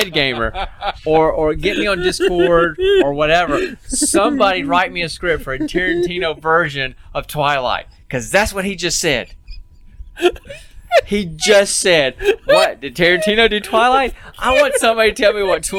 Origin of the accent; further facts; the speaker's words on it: Alabama, United States; I'm from Alabama